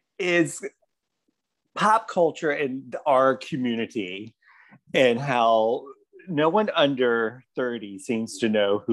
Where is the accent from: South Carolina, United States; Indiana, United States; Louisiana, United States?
South Carolina, United States; Charleston; I was born and raised in the South, and the Charleston that I live in now is not the Charleston I grew up in.